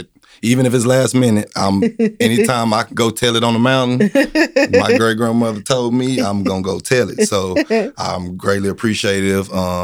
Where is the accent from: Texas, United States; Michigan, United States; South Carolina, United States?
Texas, United States; Corsicana; I'm a Canna boy. So, you know, I'm from Corsicana. I'm 38 years old. I went to Navarro. I went to Corsicana High School.